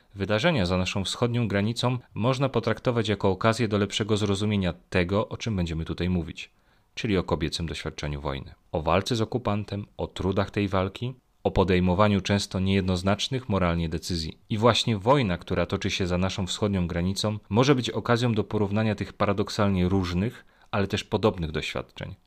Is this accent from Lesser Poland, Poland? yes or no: yes; Olkusz, Lesser Poland, Poland; pochodzę z Olkusza